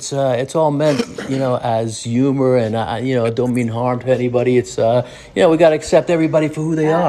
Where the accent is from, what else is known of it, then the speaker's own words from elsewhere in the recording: New York, United States; now in Southern United States; I'm from New York, and it's funny, man. Even like I live down south now